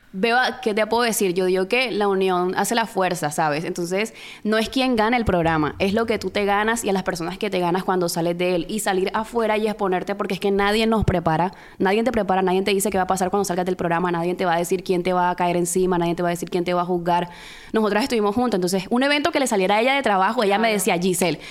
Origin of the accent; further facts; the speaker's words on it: Barranquilla, Atlántico, Colombia; somos de Barranquilla